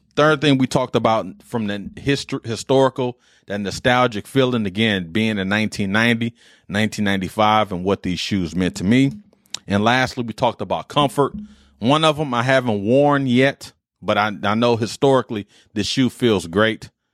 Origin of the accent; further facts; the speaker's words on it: Detroit, Michigan, United States; me growing up in Detroit